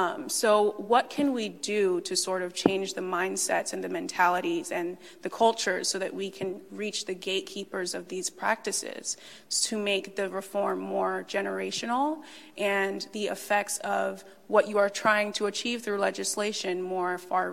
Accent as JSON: {"language": "English", "country": "Nigeria", "tie": "born or raised there", "said": "I was born in Nigeria, where FGM is still widely practiced."}